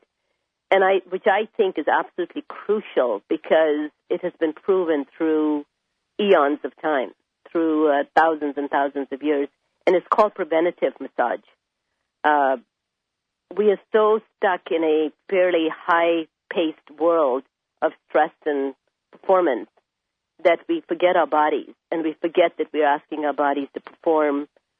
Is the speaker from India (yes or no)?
yes; India; moved away; I was raised in India